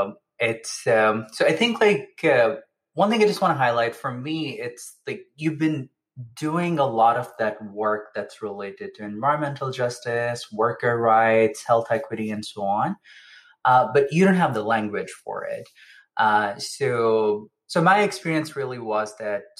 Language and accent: English; Pakistan; moved away; growing up in Pakistan